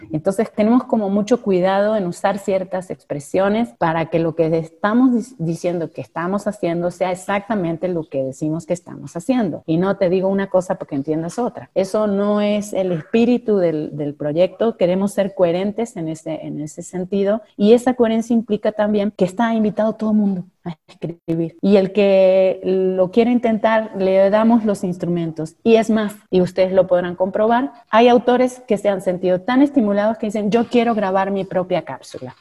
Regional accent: Cañada de Gómez, Santa Fe, Argentina; moved away as an adult; now in Mexico; de mi pueblo natal, de Cañada de Gómez, con el que, un equipo con el que me crié

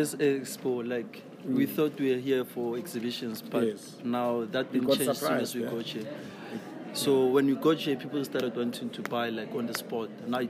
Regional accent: Kagiso, Gauteng, South Africa; Then I'm from Mohali City.

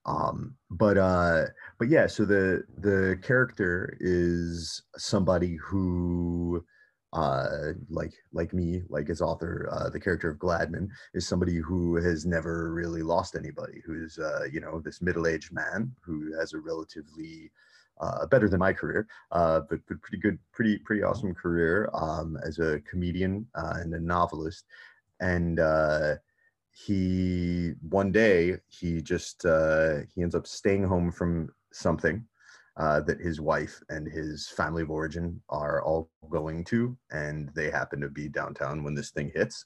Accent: United States; born or raised there

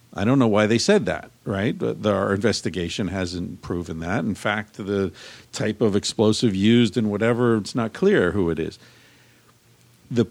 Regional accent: United States; as an American

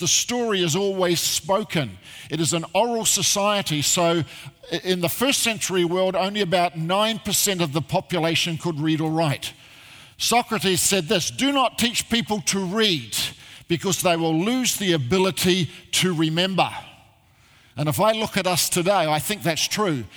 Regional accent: Christchurch, Canterbury, New Zealand; moved away as an adult; now in Australia; I originally come from uh, uh, Christchurch, I grew up there

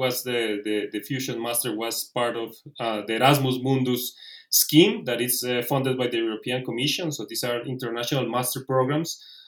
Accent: Colombia; moved away as an adult; also born or lived in Italy / Belgium / Spain / Netherlands; I'm originally from Colombia. Then I moved to Italy

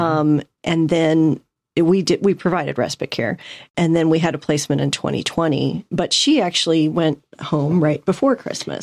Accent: St. Louis, Missouri, United States; moved away as an adult; now in Atlanta, United States; I'm originally from Saint Louis

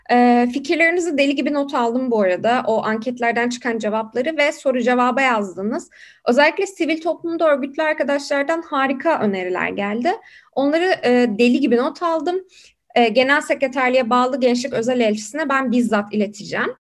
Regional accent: Turkey; Biri e, Pekin artı 25 küresel gençlik görev gücüne e, üye olan e, tek e, Türk'üm.

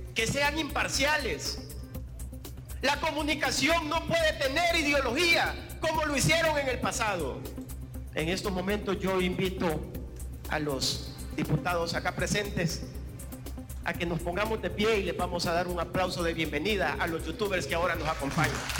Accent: El Salvador; como salvadoreños

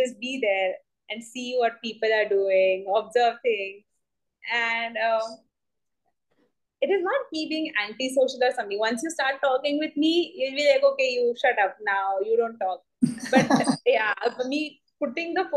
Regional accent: Uran, Maharashtra, India; I've been born and brought up in Uran, a very small place.

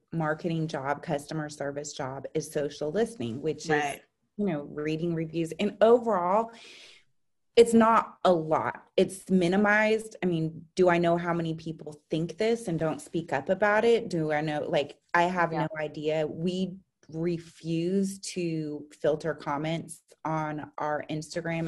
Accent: San Francisco, California, United States; I grew up in San Francisco.

